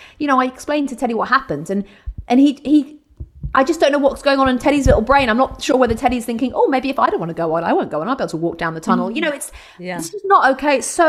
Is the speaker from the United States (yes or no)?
yes; Brooklyn, New York, United States; Yeah, I'm from Brooklyn.